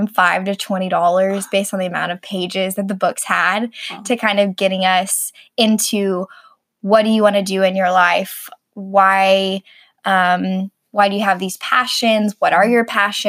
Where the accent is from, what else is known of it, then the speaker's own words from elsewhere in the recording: Arkansas, United States; moved away; also born or lived in Texas; I grew up in Arkansas